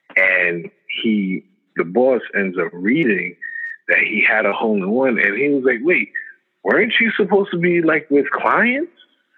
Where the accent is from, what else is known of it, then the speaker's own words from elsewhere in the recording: Brownsville, New York, United States; So I'm like from Brownsville housing. And just growing up, honestly